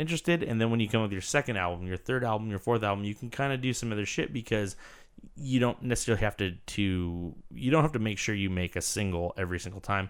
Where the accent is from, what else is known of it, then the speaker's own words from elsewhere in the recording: Santa Cruz, California, United States; My hometown is Santa Cruz, California